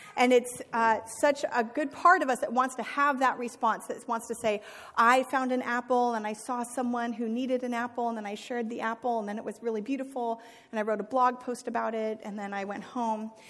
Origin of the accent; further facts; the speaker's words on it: United States; as American Christians